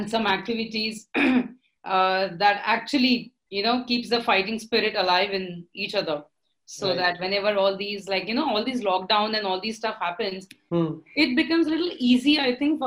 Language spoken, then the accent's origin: English; Pune, Maharashtra, India; I'm from Pune. My family and everybody, we always belong to this educational city.